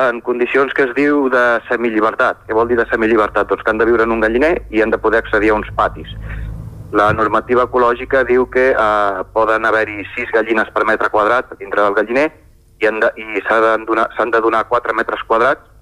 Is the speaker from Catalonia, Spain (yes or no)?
yes; Barcelona, Catalonia, Spain; also born or lived in Collbató; now in Sora, Spain; jo sóc nascut a Barcelona eh, i he viscut bastants anys a, a Collbató, que és un, un poble que hi ha al costat de, bueno, a prop de Barcelona, a la, a la muntanya Montserrat